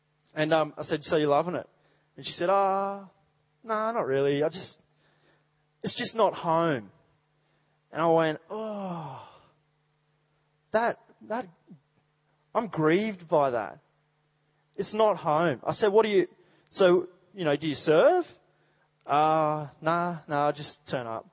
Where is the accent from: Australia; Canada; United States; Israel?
Australia; Dubbo, New South Wales; moved away; I grew up in Dubbo